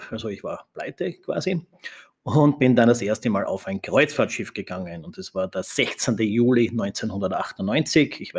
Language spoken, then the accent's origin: German; Styria, Austria; aufgewachsen in der Steiermark in Österreich. Meine Großeltern hatten ein Gasthaus, eine Gastwirtschaft